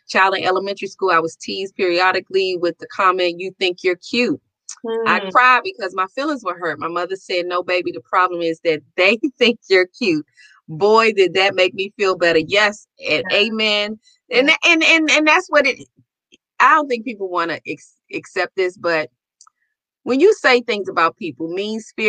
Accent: Washington, District of Columbia, United States; I said, Washington, D.C.

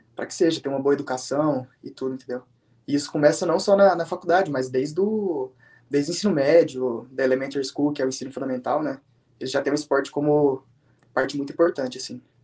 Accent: Brazil; moved away as an adult; also born or lived in Virginia, United States; now in Canada; saí do Brasil como eu tinha acabado de fazer 18 anos

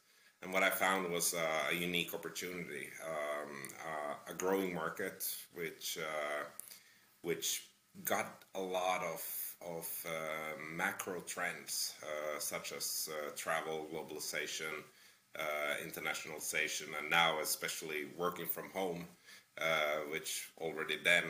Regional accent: Finland; English is a second language; now in Toronto, Canada; I'm originally from Finland, but I lived in a bunch of different countries. Come from a fairly multicultural background. And I ended up living for the last 6 years in a fairly multicultural city, Toronto in Canada.

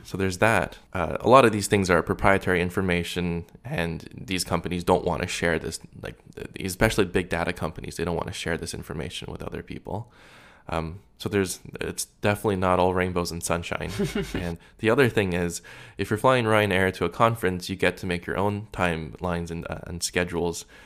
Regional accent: Canada; being Canadian

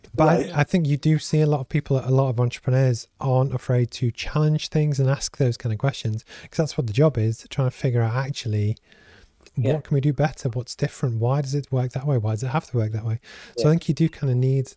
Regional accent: the Northwest, North West England, United Kingdom; I'm from the Northwest

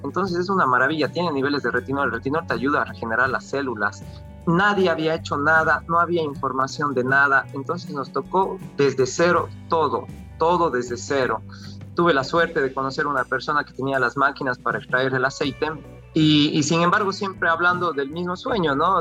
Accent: Cuenca, Azuay, Ecuador; moved away as an adult; also born or lived in South Korea; yo soy cuencano

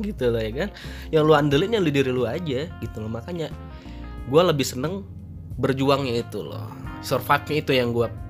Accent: Padang Sidempuan, North Sumatra, Indonesia; moved away as an adult; now in Jakarta, Indonesia; gue dari Sumatera Utara, tepatnya itu di Padang Sedimpuan gitu dan merantau ke Jakarta

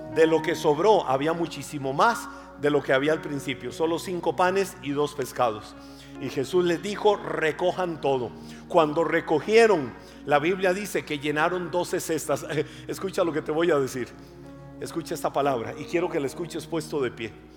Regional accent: Costa Rica; Yo soy más tico que el gallo pinto

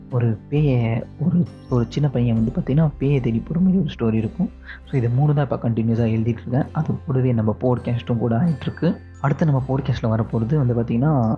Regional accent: Vaippur, Tamil Nadu, India; also born or lived in Tirukoilur; now in Mumbai, India; வைப்பூரில் வளர்ந்தோம்

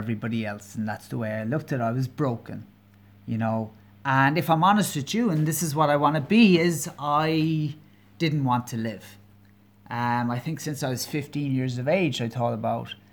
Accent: County Kerry, Munster, Ireland; now in Dublin, Ireland; I'm Irish, I'm from Ireland, I'm originally from a county called Kerry. So there might be a twinge to my accent, and I'm living in Dublin, the capital.

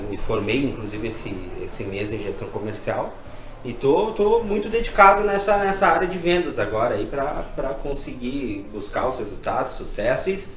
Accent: Caxias do Sul, Rio Grande do Sul, Brazil; also born or lived in Santo Ângelo; eu sou nascido em Santo Ângelo, lá na fronteira, e com dois anos de idade já vim aqui para Caxias. Então eu sou um caxiense já nato aí, né?

